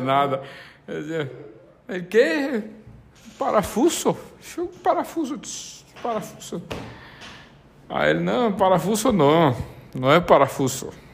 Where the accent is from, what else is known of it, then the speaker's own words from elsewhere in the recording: Brazil; also born or lived in Uruguay; como bom brasileiro e é, falante de português